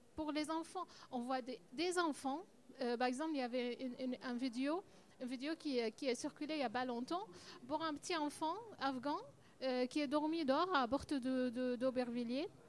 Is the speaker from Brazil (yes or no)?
no; Syria; French is a second language; now in France; on vient de Syrie